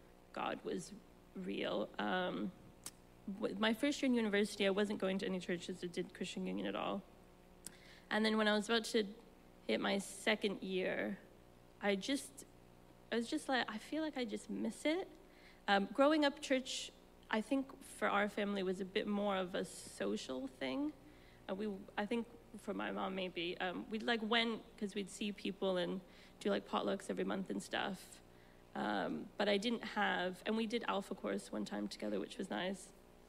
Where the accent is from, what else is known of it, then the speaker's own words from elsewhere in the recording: Cyprus; now in London, United Kingdom; born and raised in Cyprus, one American parent, one American Cypriot parent. But I've been in the UK for about almost 12 years now.